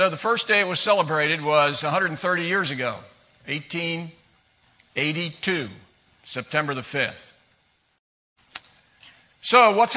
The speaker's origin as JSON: {"language": "English", "town": "Washington", "region": "District of Columbia", "country": "United States", "tie": "born or raised there", "also_born_or_lived": "Bowie, Maryland", "said": "I was born and raised in Washington, D.C. area"}